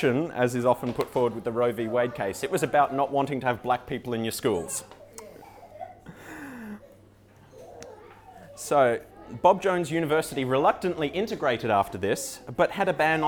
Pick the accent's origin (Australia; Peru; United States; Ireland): Australia